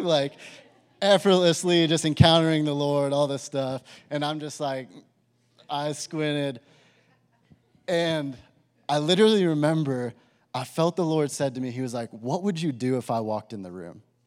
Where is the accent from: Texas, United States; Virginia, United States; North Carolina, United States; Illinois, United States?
Texas, United States; Amarillo; I grew up in Amarillo, Texas, went to high school there